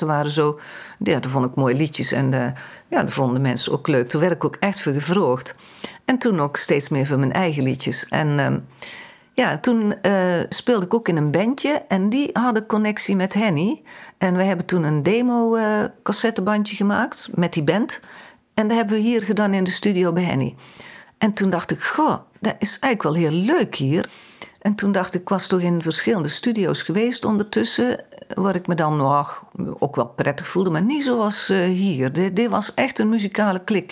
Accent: Vinkel, North Brabant, Netherlands; also born or lived in Heeswijk / Dinther; Ik ben geboren in Vinkel. Daar ben ik tot mijn negen jaar naar school gegaan ook

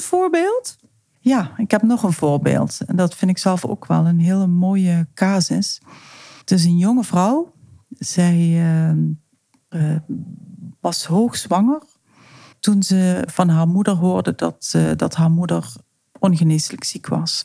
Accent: South Limburg, Netherlands; moved away as an adult; now in Amsterdam, Netherlands; Zoals je weet, kom ik uit Zuid-Limburg.

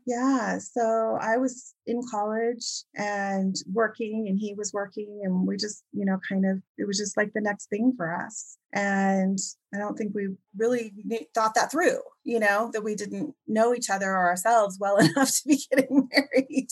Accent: Oregon, United States; I was born and raised mostly in Oregon

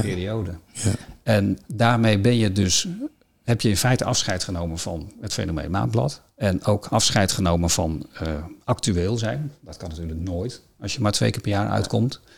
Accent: Friesland, Netherlands; als Fries

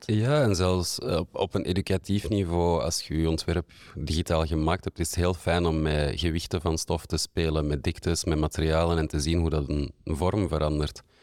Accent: Antwerp, Flanders, Belgium; de laatste 15 jaar in Antwerpen gewoond en gewerkt. Ik ben hier ook geboren

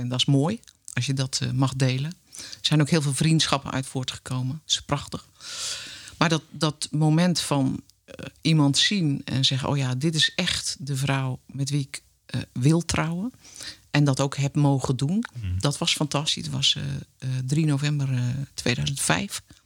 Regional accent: Netherlands; gewoon Hollandse meid

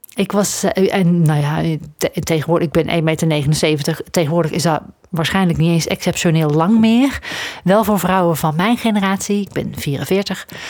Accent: Netherlands; ik, ben opgegroeid aan de grens met België. Als ik eh, dan eh, naar Antwerpen ging of zo, de grote stad toch wel, in de buurt van waar ik ben opgegroeid

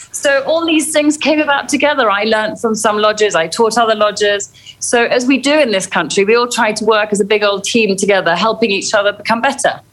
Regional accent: Kenya; I'm a Kenyan girl born to British parents, but I've lived here all my life and I grew up to a father who was a game warden.

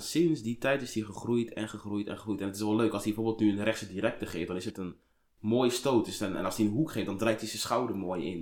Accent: Colombia; ik kom uit Colombia

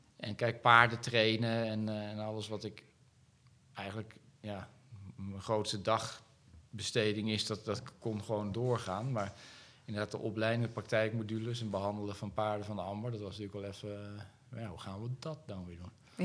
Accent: Netherlands; ik ben wel een Nederlander

